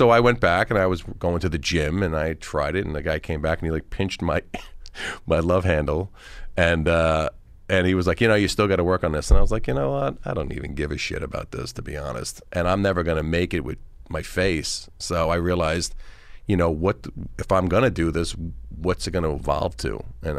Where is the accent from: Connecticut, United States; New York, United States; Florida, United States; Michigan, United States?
New York, United States; Oakdale; So I'm like from Oakdale originally, and you know, I'm from here, and I was just a normal guy